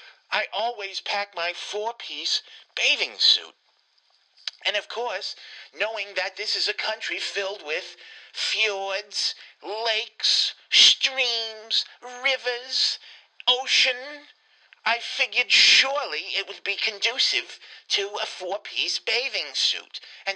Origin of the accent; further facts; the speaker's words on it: Winston-Salem, North Carolina, United States; being, of course, as you know, from Winston-Salem, as you can tell, I'm clearly from Winston-Salem